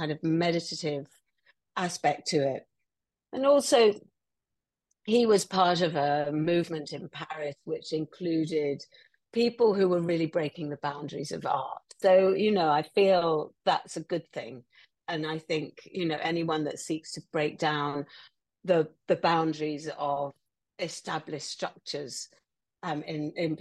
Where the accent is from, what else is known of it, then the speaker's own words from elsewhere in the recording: England, United Kingdom; as an English woman, I feel like that represents my Englishness